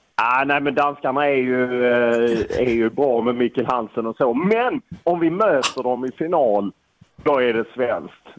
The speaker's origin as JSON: {"language": "Swedish", "town": "Lund", "region": "Skåne", "country": "Sweden", "said": "jag är från Lund och där handboll är lite religion"}